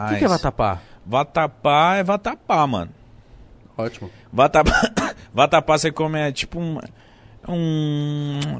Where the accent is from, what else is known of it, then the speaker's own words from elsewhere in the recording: Belém, Pará, Brazil; Eu sou do Norte, né? Sou de Belém, então...